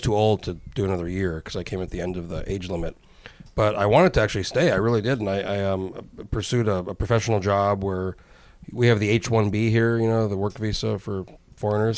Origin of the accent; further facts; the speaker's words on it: New Mexico, United States; I, I grew up in New Mexico